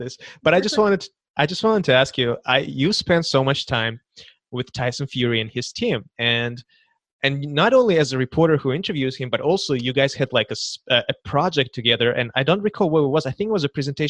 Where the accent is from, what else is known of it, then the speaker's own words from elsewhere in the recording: Kazakhstan; I'm from Kazakhstan